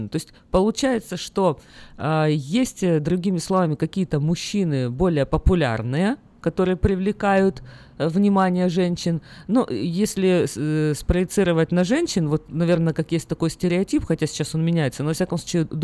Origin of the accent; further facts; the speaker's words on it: Ukraine; moved away as an adult; now in United States; Я из Украины приехал, мы постоянно сидели на диетах, постоянно худели. В Америке здесь нету такого ажиотажа.